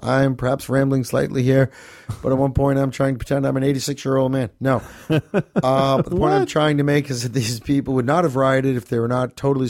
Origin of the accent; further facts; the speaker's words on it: Manchester, North West England, United Kingdom; The events in my hometown of Manchester in particular made me upset and furious.